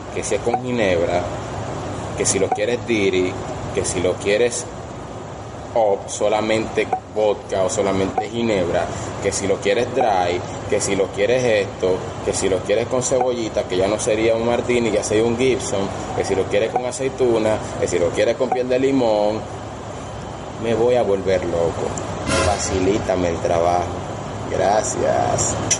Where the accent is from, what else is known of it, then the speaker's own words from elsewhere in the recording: Venezuela; moved away as an adult; now in Dominican Republic; soy venezolano pero vivo aquí en República Dominicana